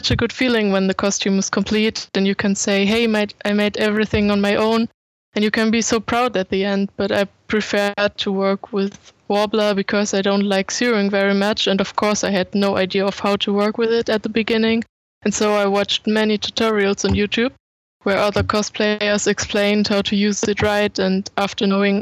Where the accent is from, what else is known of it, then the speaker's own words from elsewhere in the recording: Höxter, North Rhine-Westphalia, Germany; I grew up in Höxter in Germany. And I always lived here